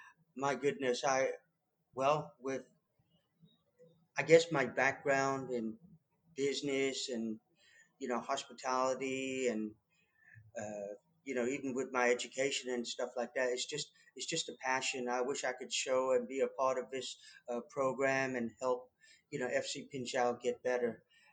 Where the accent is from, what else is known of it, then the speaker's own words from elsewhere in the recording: Leicester, East Midlands, United Kingdom; now in Wichita Falls, United States; Well, a good friend of mine, here in Wichita Falls. He was also born and raised in England, in Leicester as well.